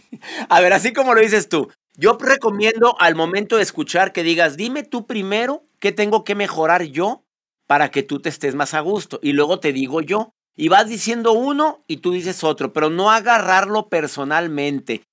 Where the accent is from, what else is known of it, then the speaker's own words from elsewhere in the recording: Monterrey, Nuevo León, Mexico; Yo soy de Nuevo León, de Monterrey